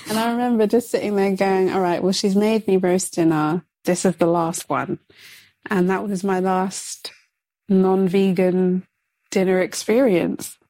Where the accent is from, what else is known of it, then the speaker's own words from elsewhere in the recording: London, United Kingdom; I'm I'm from London